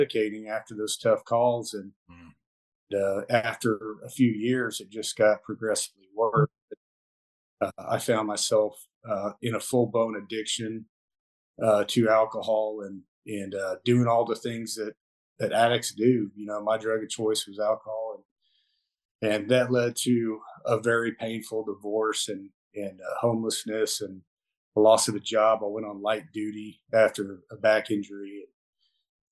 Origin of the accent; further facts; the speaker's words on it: Mustang, Oklahoma, United States; I am from Mustang, Oklahoma, and played sports, grew up out in the country riding horses and fishing, hunting.